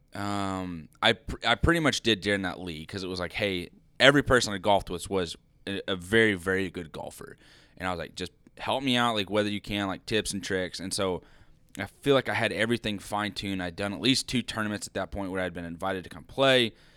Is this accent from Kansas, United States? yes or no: yes; Liberal, Kansas, United States; growing up in Liberal